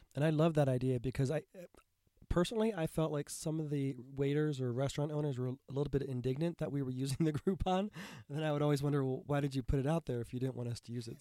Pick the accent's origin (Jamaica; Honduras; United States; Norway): United States; as an American who's grown up being conditioned that tipping is proper